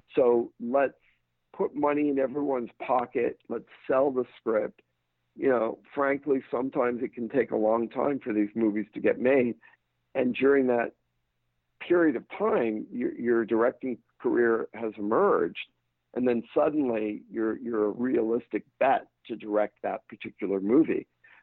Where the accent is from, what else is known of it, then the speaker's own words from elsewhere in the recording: England, United Kingdom; I grew up in England. Chelsea is my football team.